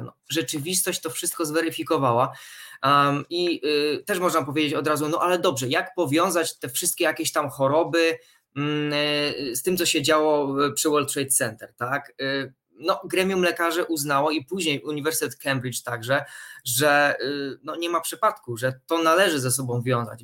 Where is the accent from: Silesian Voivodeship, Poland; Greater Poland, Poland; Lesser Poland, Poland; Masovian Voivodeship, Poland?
Silesian Voivodeship, Poland; Rybnik; ja pochodzę z Śląska, z Rybnika